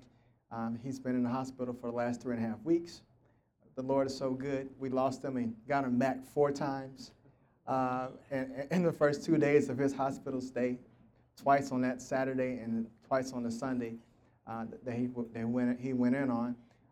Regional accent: Tulsa, Oklahoma, United States; I'm from Tulsa, Oklahoma, born and raised here

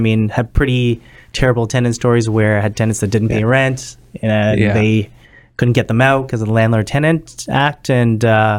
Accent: Scarborough, Ontario, Canada; I grew up in Scarberia, right? Not the nicest of neighborhoods, right? We didn't have much growing up in Scarborough, and you know, we worked our way up.

